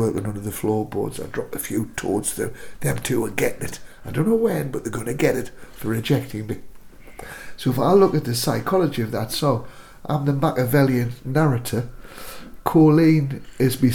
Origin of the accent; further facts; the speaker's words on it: Newcastle upon Tyne, North East England, United Kingdom; moved away as an adult; also born or lived in Highlands, Scotland; now in Invergordon, United Kingdom; for Newcastle, my hometown, it takes me 6 hours to drive there